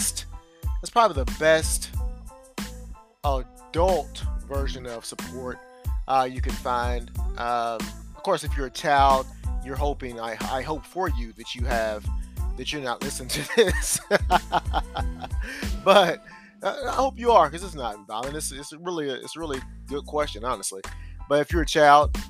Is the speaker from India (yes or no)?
no; United States; as an American